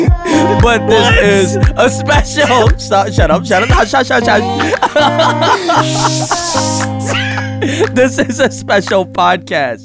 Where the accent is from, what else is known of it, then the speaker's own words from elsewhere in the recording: Canada; I am still a Canadian